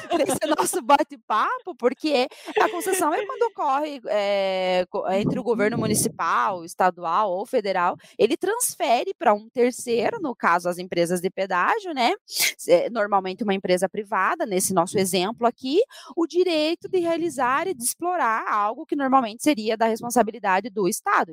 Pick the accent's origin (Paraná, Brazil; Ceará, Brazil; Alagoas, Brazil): Paraná, Brazil; nossa próxima reivindicação como paranaenses